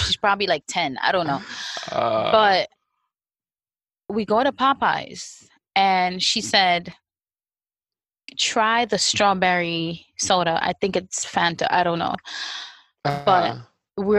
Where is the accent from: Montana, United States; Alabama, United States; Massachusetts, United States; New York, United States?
New York, United States; New York City; I grew up in Brooklyn where it was McDonald's, Burger King, Wendy's